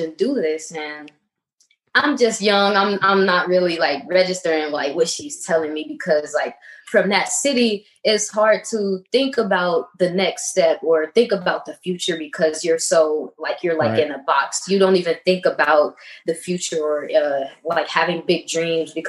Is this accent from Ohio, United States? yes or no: yes; Canton, Ohio, United States; now in Texas, United States; I grew up in Canton, Ohio, a really small city